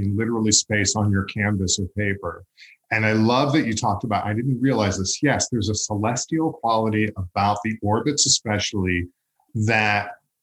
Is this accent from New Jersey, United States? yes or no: no; Long Island, New York, United States; growing up on Long Island